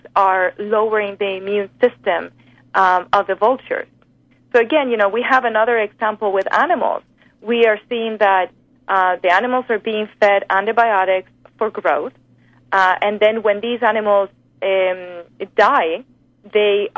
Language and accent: English; Spain; now in United States; I'm from Spain